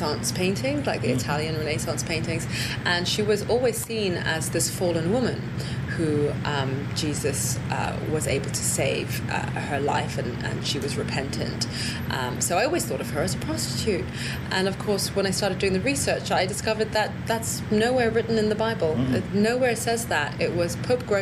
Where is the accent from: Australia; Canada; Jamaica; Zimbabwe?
Zimbabwe; I grew up in Zimbabwe